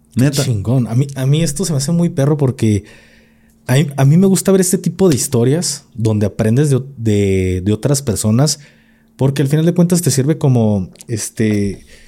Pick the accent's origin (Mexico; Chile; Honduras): Mexico; Guadalajara, Jalisco; soy de Guadalajara